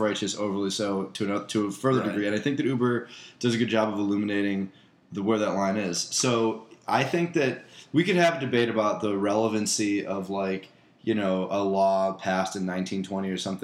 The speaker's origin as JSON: {"language": "English", "region": "Midwest", "country": "United States", "said": "as a Midwesterner"}